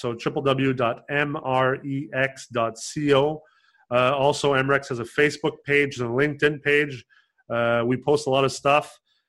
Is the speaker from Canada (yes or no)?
yes; Canada; And you know, I'm also Canadian and Canada.